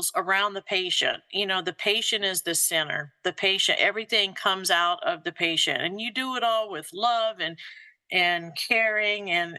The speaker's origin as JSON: {"language": "English", "region": "Louisiana", "country": "United States", "tie": "born or raised there", "also_born_or_lived": "Kentucky / Mississippi", "moved": "as an adult", "lives_now": "Georgia, United States", "said": "I was born in Louisiana, and then my father and his work, we traveled a little bit about the South, Kentucky, Mississippi, but landed right back in the same area that he grew up and my mother grew up"}